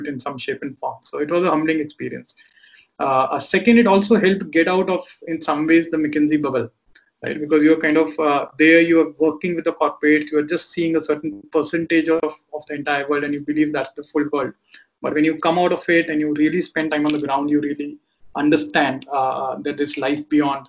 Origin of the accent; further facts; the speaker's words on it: Delhi, India; growing up in Delhi